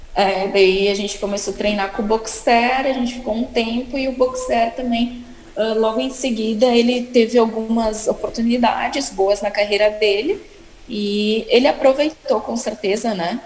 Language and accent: Portuguese; Caxias do Sul, Rio Grande do Sul, Brazil; moved away; Eu venho de, eu venho de Caxias do Sul, que é muito frio